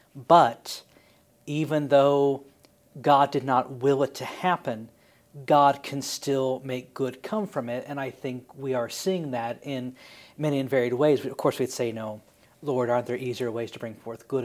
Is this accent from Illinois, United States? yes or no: yes; Springfield, Illinois, United States; I grew up in Springfield